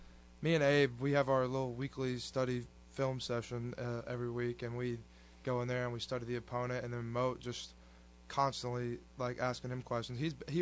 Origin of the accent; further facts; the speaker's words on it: Shreveport, Louisiana, United States; now in Ruston, United States; I'm from Shreveport, Louisiana. I went to Byrd High School.